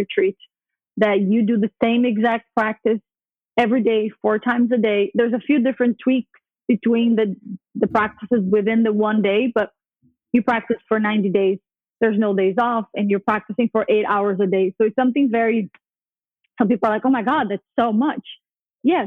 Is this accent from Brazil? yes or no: yes; Brazil; moved away; also born or lived in New York; I grew up Catholic in Brazil